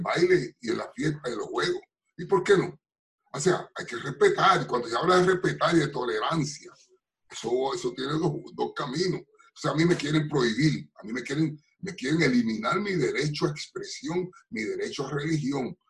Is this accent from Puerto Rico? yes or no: yes; Bayamón, Puerto Rico; moved away as an adult; now in Bronx, United States; yo soy puertorriqueño, nacido y criado en Bayamón